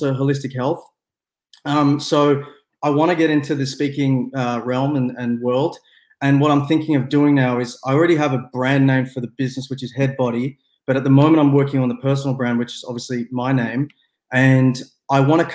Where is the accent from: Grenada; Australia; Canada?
Australia; Melbourne, Victoria; I'm from Australia as well. I'm from Melbourne, so it's nighttime here.